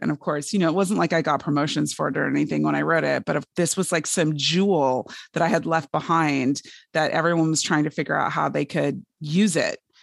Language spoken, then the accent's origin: English; Fresno, California, United States; I grew up in Fresno, California